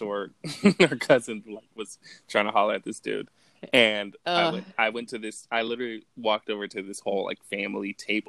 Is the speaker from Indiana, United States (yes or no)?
no; Los Angeles, California, United States; Like, me and my family, we're from, like, California. I'm from Los Angeles.